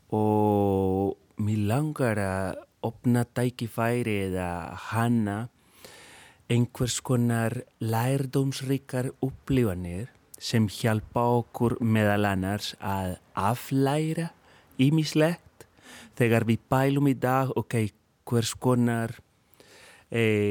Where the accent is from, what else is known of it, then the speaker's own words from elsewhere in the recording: Colombia; Icelandic is a second language; moved away as an adult; now in Iceland; ég er upprunalega frá Kolumbíu en ég er í dag kolumbískur íslendingur. Ég er búinn að vera hér í 16 ár